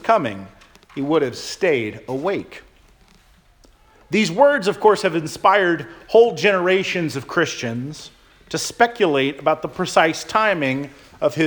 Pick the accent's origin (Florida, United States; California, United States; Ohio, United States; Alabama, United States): Florida, United States; When I was a child growing up in Florida